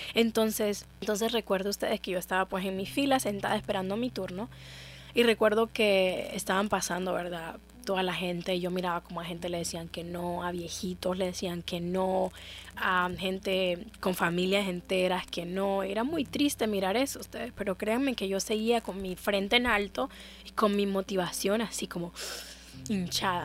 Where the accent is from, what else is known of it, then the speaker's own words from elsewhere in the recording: Honduras; me voy a quedar en Honduras voy a quedarme en mi país